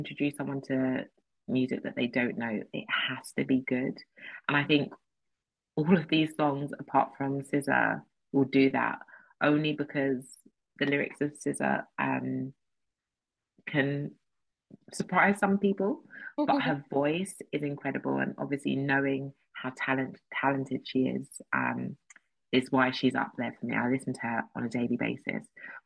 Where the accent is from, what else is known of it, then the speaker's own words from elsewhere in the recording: United Kingdom; being British, which is something that I do identify as